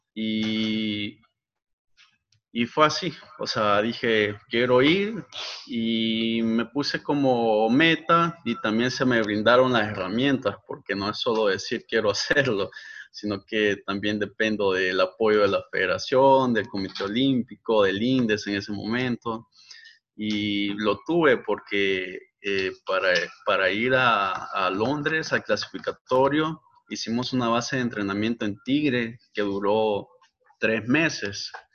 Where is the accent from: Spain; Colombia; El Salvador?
El Salvador; Ahuachapán; also born or lived in San Salvador / Santa Ana; Yo realmente soy nacido en San Salvador, viví en Aguachapán por muchos años y en el 2005 nos movimos a Santa Ana.